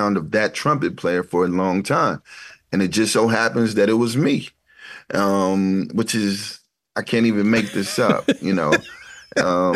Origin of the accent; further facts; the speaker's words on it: Ferguson, Missouri, United States; growing up in Ferguson, which is a beautiful place to grow up